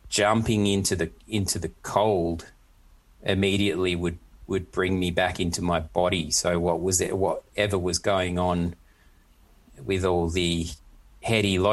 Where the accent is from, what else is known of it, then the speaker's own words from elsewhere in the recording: Australia; now in Germany; an Aussie who's used to heat and stuff